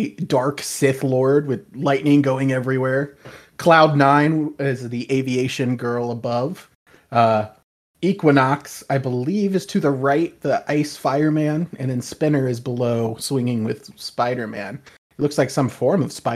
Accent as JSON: {"language": "English", "region": "North Carolina", "country": "United States", "tie": "born or raised there", "said": "I'm picking my home state. I'm going North Carolina"}